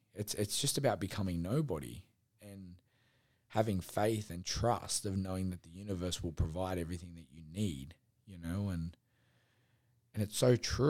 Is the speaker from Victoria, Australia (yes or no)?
no; Sydney, New South Wales, Australia; I said, Sydney.